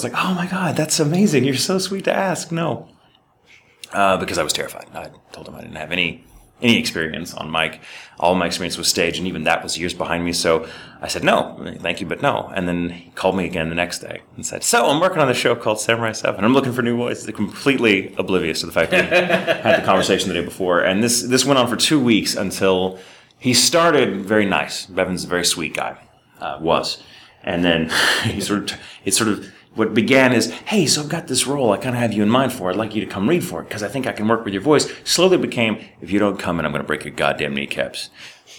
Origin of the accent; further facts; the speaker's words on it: Dallas, Texas, United States; the area where I grew up in Dallas